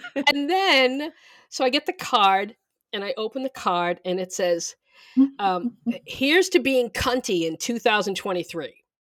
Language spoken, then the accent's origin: English; Boston, Massachusetts, United States; moved away; I'm from Boston